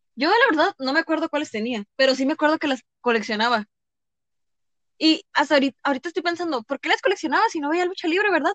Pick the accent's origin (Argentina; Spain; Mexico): Mexico; nací en México